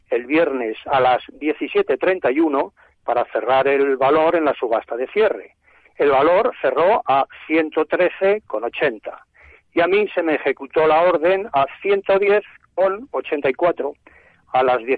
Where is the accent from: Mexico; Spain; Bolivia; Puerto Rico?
Spain; Madrid, Community of Madrid; de Madrid.